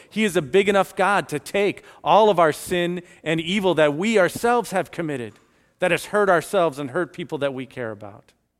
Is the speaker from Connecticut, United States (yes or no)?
no; Chicago, Illinois, United States; also born or lived in Florida; now in Lake Mary, United States; I grew up in Chicago